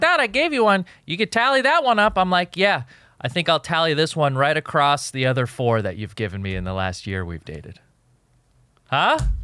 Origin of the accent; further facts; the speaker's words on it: Jordan; moved away; also born or lived in Egypt; I was born in Jordan. I'm a Jordanian citizen